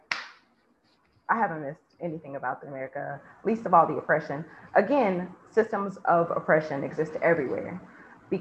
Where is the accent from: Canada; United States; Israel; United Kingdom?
United States; moved away; I'm American first